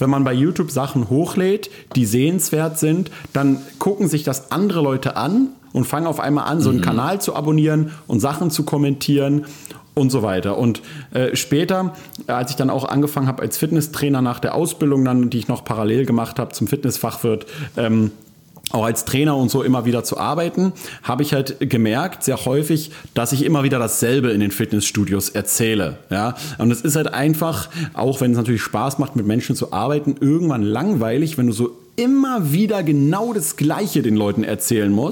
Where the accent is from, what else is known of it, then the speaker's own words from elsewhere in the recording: Berlin, Germany; wie das ja häufig so als Berliner Freiberufler ist, der so äh, ziemlich viel gleichzeitig macht